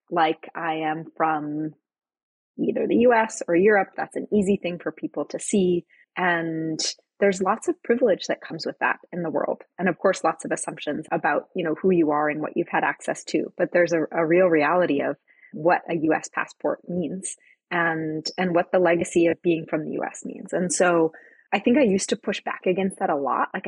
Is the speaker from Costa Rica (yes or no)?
yes; Costa Rica; also born or lived in New Hampshire, United States; Born in New Hampshire. I was born in a really rural area. And when I was about three, my parents moved to Costa Rica. So I'm, you know, from the US, I'm a US citizen, but spent most of my childhood in a small town in th